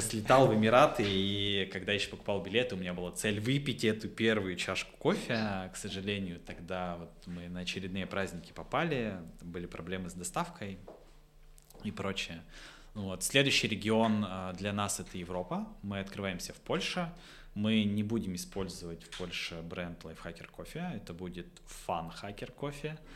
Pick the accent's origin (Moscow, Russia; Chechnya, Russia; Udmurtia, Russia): Udmurtia, Russia; Votkinsk; also born or lived in Izhevsk; я из Воткинска